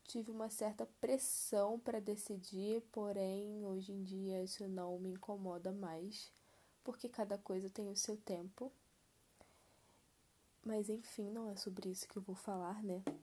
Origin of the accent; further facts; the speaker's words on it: Rio de Janeiro, Brazil; tenho 21 anos, nasci e cresci no Rio, especificamente na Zona Oeste